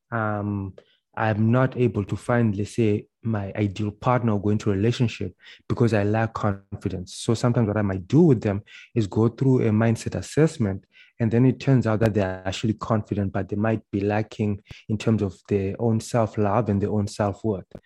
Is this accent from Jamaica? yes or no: no; Zimbabwe; now in Canada; Uh, and then they won't speak to me because I'm from Zimbabwe.